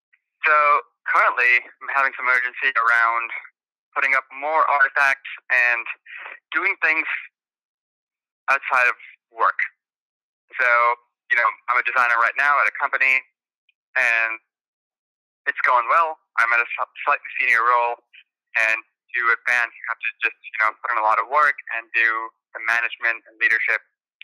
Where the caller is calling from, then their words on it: Boston, Massachusetts, United States; I'm calling in from Boston